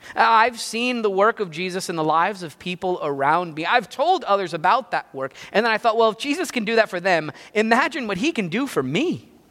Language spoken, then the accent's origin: English; New Jersey, United States; I grew up in Jersey